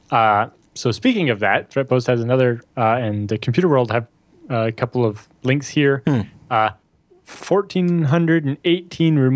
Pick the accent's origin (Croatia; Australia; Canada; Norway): Canada; Norfolk General Hospital area, Ontario; born or raised there